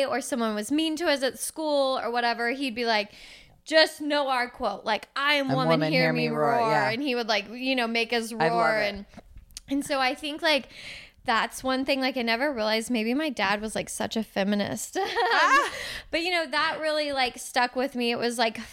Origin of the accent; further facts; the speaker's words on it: Houston, Texas, United States; I'm from Houston.